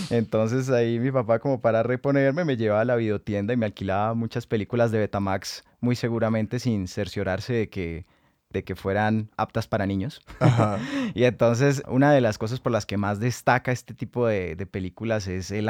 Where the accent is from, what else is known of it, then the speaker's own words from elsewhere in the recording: Cali, Valle del Cauca, Colombia; todos somos caleños. Yo crecí en el centro